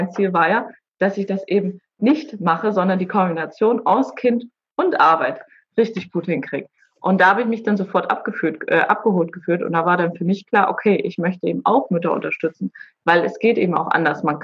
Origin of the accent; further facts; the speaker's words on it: Boizenburg, Mecklenburg-Vorpommern, Germany; also born or lived in Baden-Württemberg; bin ich auch in Baden-Württemberg geboren und als ich gerade geboren wurde, ähm, ist meine Familie hierher nach Bolzenburg gezogen. Mhm. Also ich, gebürtig bin ich tatsächlich aus Baden-Württemberg, aber ja, verwurzelt bin ich nun mal in Mecklenburg-Vorpommern.